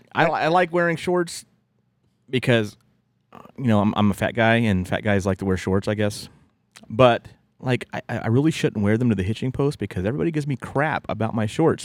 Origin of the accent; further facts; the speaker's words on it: West Virginia, United States; growing up in West Virginia